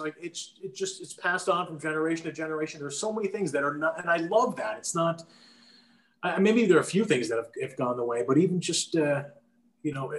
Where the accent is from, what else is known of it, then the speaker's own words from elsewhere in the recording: New Jersey, United States; also born or lived in Queens, New York; Born in Queens, but mostly, I grew up in New Jersey